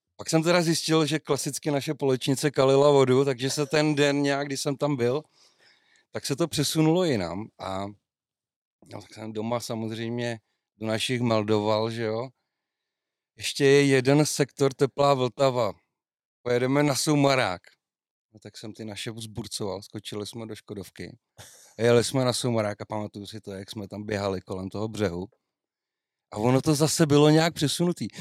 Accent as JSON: {"language": "Czech", "town": "Český Krumlov", "region": "South Bohemian Region", "country": "Czechia", "said": "mistrovství světa muškaření prostě je u nás v Krumlově"}